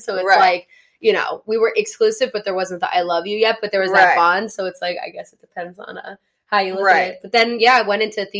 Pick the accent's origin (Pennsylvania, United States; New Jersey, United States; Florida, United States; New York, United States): New York, United States; moved away; I grew up in New York, and I did, like, commercial stuff when I was little.